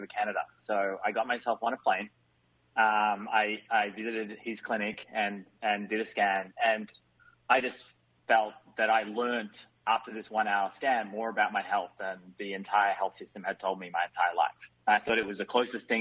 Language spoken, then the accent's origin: English; Australia; moved away as an adult; now in Silicon Valley, United States; you can probably tell from my accent, I'm not from America. So I'm an Australian that actually moved over to the US about 15 years ago, over to the Silicon Valley